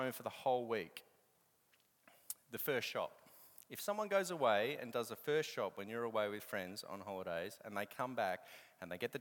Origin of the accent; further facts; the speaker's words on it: Australia; But I'm Australian